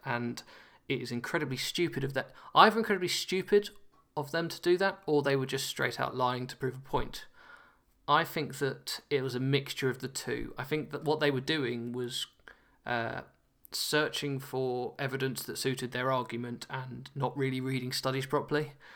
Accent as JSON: {"language": "English", "country": "United Kingdom", "lives_now": "Nottingham, United Kingdom", "said": "as a Brit"}